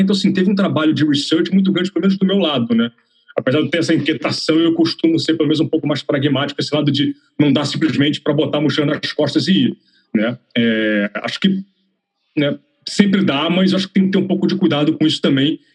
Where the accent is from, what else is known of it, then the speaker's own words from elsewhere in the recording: Rio de Janeiro, Brazil; moved away as an adult; also born or lived in São Paulo; now in London, United Kingdom; eu sou carioca